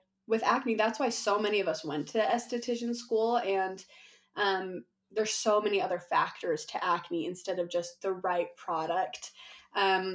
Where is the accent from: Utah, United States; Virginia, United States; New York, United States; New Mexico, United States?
Utah, United States; I am from Utah